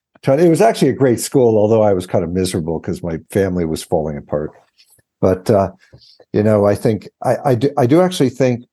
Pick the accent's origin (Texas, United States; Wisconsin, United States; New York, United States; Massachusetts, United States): New York, United States; Chappaqua; born there; also born or lived in Washington; I'm from the New York area. I was born in Chappaqua, New York.